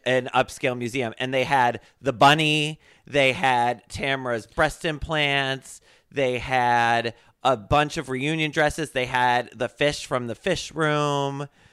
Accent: Connecticut, United States; where I grew up in Connecticut

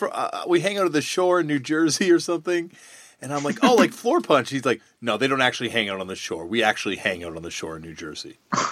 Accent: Toronto, Ontario, Canada; Yeah, Riverdale.

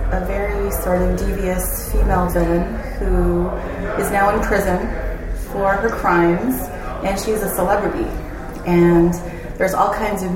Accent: Canada; moved away as an adult; now in Seattle, United States; I'm from Canada

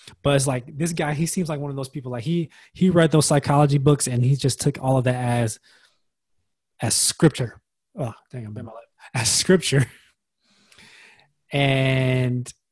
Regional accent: United States; it's also part of being American.

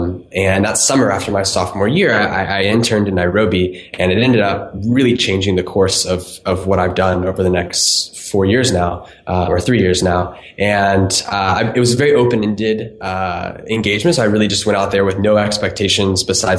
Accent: Florida, United States; I was born in Florida, grew up there

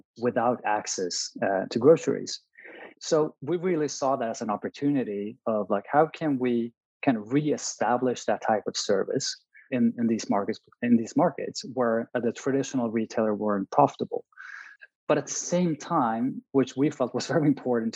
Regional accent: Stockholm, Stockholm County, Sweden; Born and raised in Stockholm

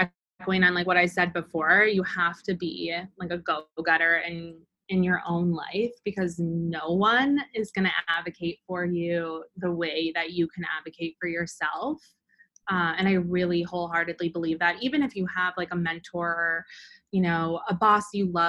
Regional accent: Midwest, United States; And then I think because I'm from the Midwest, like I feel like I'm nice.

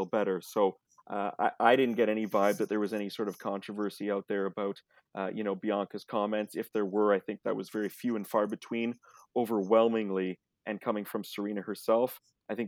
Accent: Canada; I'm Canadian as well

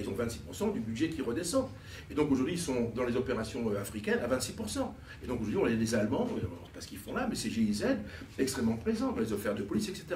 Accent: France; nous Français

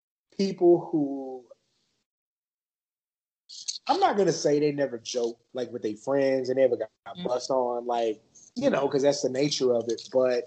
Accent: San Antonio, Texas, United States; born or raised there

